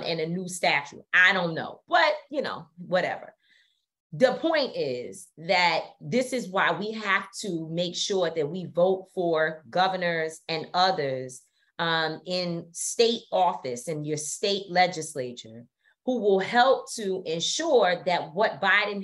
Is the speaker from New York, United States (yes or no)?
yes; New York City, New York, United States; being a New Yorker, especially a New Yorker from the hood